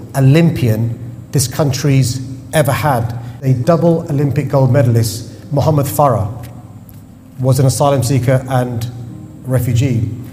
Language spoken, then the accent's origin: English; London, United Kingdom; I was born in London